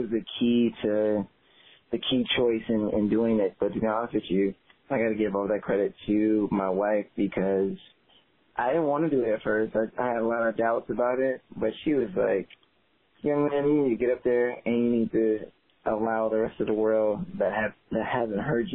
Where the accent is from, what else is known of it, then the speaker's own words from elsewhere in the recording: Tallahassee, Florida, United States; growing up in Tallahassee, Florida, definitely felt like home completely